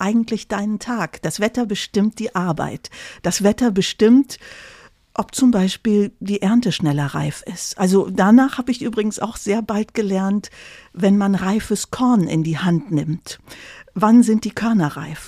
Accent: Tecklenburger Land, North Rhine-Westphalia, Germany; accent: Plattdeutsch; now in Cologne, Germany; Ich komme aus dem Tecklenburger Land

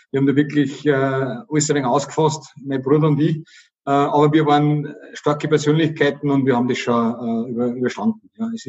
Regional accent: Oberkappel, Upper Austria, Austria; accent: Bavarian; Also ich bin in einem Gasthof aufgewachsen, Gasthof Süß in Oberkappel, da an der bayerischen Grenze. Wenn, dann habe ich also ein rollendes R und äh, äh, so einen bayerischen Dialekt

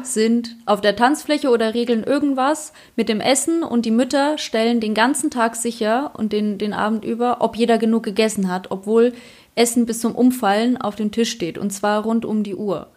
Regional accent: Poland; now in Germany; Bei uns in Polen

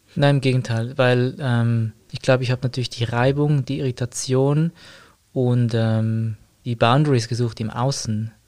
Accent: Zurich, Switzerland; bin aus Zürich

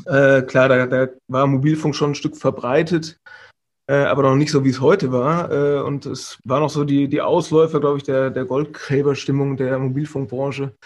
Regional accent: Vordertaunus, north of Frankfurt, Hesse, Germany; moved away as an adult; also born or lived in Karlsruhe; ich komme aus dem Vordertaunus, also äh, südlich von, äh, nee, nördlich ist es, Entschuldigung, von, von Frankfurt, mhm. ähm, im, im, aus dem Hessischen

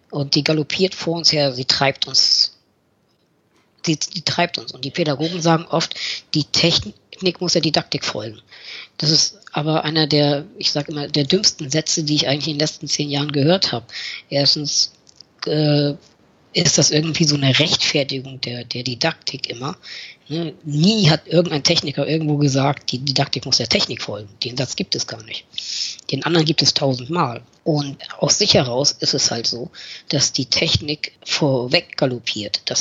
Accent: Northern Germany, Germany; Wir, äh, als Norddeutsche sagen wir nicht schnacken, sondern machen.

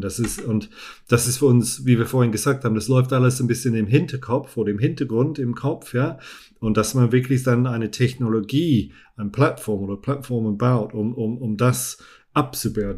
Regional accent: England, United Kingdom; German is a second language; moved away; ich bin Engländer, ich spreche Deutsch, aber mit einer vielleicht nicht so gut deutschen Aussprache

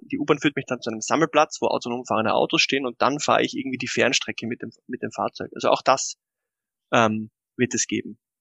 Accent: Austria; bei uns in Österreich

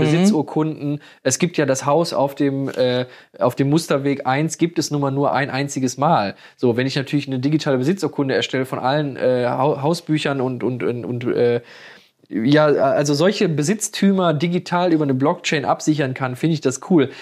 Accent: Moers, North Rhine-Westphalia, Germany; bei uns in Mörs

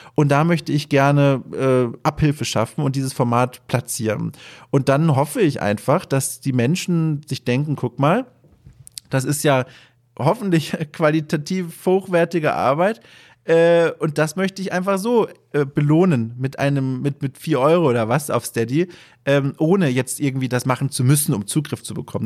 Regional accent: Southern Germany, Germany; moved away; durch meine süddeutsche Sozialisierung und, und Aufwachserei

